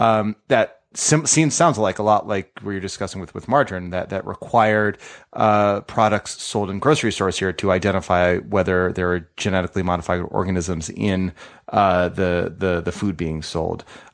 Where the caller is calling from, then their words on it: Colorado, United States; I'm calling you from Colorado